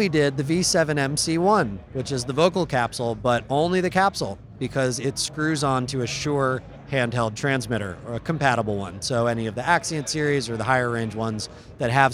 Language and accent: English; upstate New York, United States; now in Los Angeles, United States; I'm from the Northeast. I used to live in New York, in upstate New York, so it's cold up there